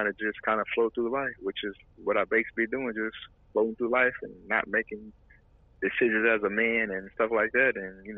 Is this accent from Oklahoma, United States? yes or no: no; Kansas City, Kansas, United States; now in Houston, United States; Kansas City, Kansas.